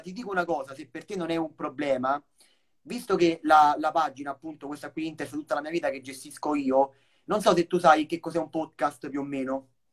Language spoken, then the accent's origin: Italian; Rome, Lazio, Italy; anche io sono di Roma